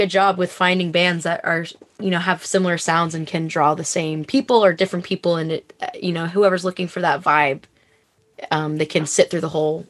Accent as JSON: {"language": "English", "region": "California", "country": "United States", "moved": "as an adult", "lives_now": "Stanwood, United States", "said": "I'm from California as well."}